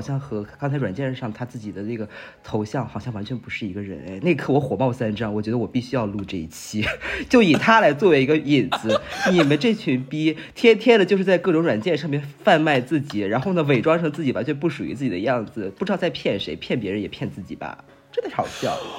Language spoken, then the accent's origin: Chinese; northern China, China; moved away as an adult; now in Shanghai, China; 我作为北方人啊，我在上海待了大概半年左右